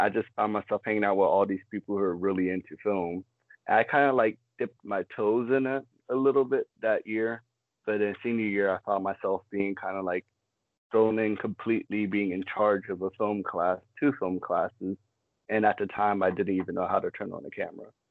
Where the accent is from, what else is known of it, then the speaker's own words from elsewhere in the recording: Fort Lauderdale, Florida, United States; also born or lived in West Palm Beach, Florida / Maryland; I was born and raised in West Palm Beach, Florida. Lived up in Maryland for a couple of years, and then after Hurricane Wilma, I moved down to Broward Fort Lauderdale, and I ended up going to middle school and high school there